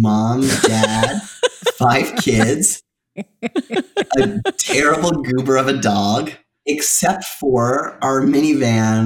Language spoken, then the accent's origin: English; Toronto, Ontario, Canada; now in Calgary, Canada; I am from the Toronto area and moved here about 13 years ago.